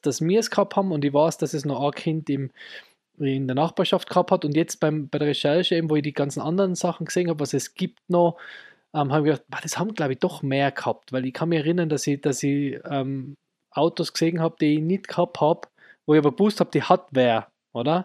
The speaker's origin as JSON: {"language": "German", "town": "Innsbruck", "region": "Tyrol", "country": "Austria", "said": "bei uns in Innsbruck"}